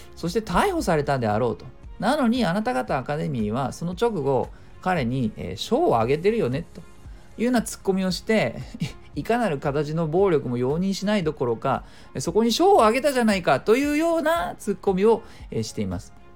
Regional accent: Japan; 僕ら日本人

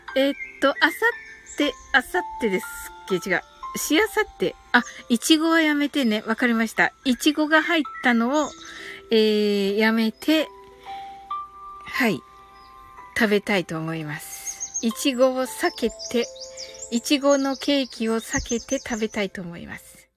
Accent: Kyushu, Japan; 私は九州人なんですけどね

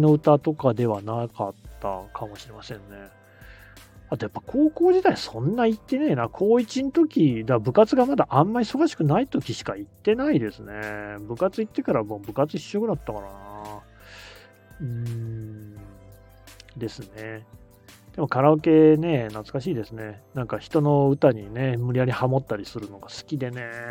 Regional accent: Nagoya, Aichi, Japan; 名古屋から来た私

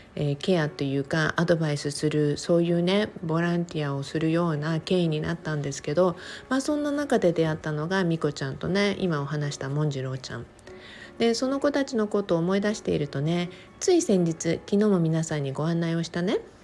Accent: Okinawa, Japan; 沖縄生まれ沖縄育ち

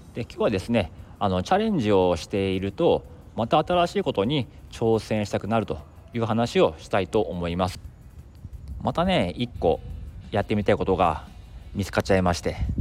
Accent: Akita, Japan; now in Tokyo, Japan; 地元の秋田にもあってですね

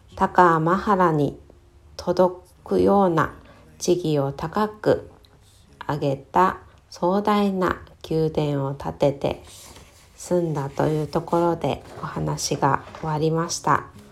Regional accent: Kitakyushu, Fukuoka, Japan; 私は出身が北九州市の小倉南区に、えー、なります

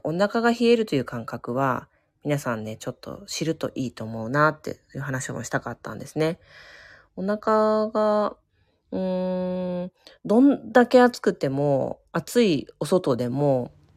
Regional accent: Chiba, Japan; moved away; 私、千葉県民なんですけど、元、出身がね

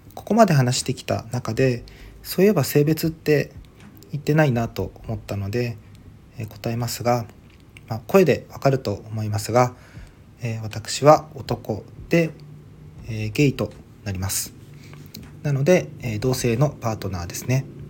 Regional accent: Ishigaki, Okinawa, Japan; now in Okinawa Island, Japan; 出身地沖縄県の石垣島生まれで現在は沖縄本島に在住です

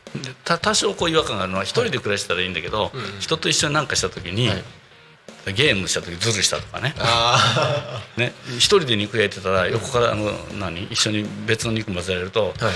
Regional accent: Tokushima, Japan; also born or lived in Tokyo; now in Tako, Japan; 僕は徳島出身なんですけど

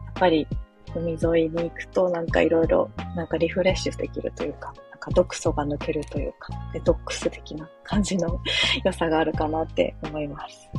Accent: Chiba, Japan; moved away as an adult; now in Fukuoka, Japan; 私もともと千葉県出身で、もうずっと千葉県で生まれ育ち

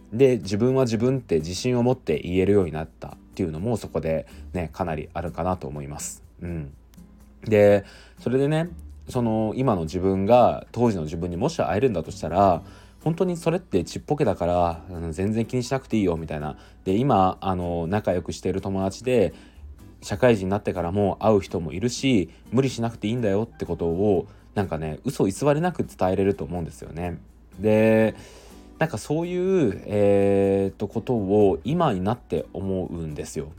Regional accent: Aichi, Japan; moved away as an adult; 地元愛知の実家では

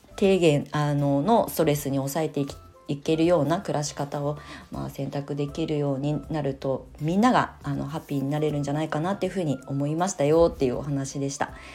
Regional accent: Japan; now in Tokyo, Japan; 田舎で生まれ育ってる

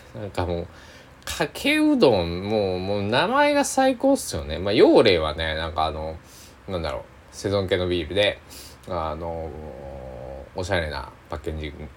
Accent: Tosa, Kochi, Japan; 僕は高知県民高知県 土佐、えー、出身っていうこともああって

